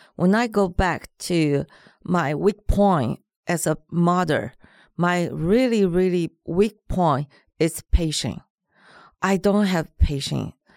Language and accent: English; Taiwan; first language Mandarin; English is a second language; moved away as an adult; now in Los Angeles, United States; I grew up in Taiwan, so my mother language is Mandarin